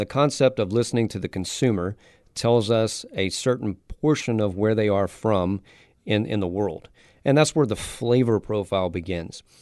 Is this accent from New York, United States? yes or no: no; South Louisiana, United States; I'm from South Louisiana